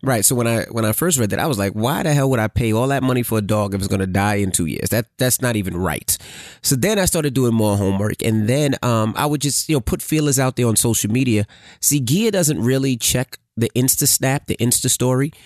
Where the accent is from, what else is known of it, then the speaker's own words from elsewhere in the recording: New Jersey, United States; I was from New Jersey area